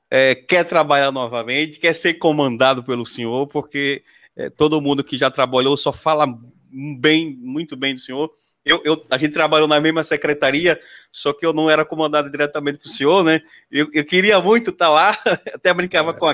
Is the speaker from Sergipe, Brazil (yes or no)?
yes; Pacatuba, Sergipe, Brazil; fica próximo da minha terra lá, Pacatuba, que eu sou